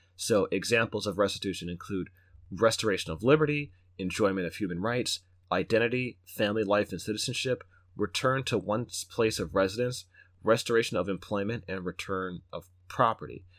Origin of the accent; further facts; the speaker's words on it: United States; I'm American, an, an American national, not of volition, but that's just one part of my identity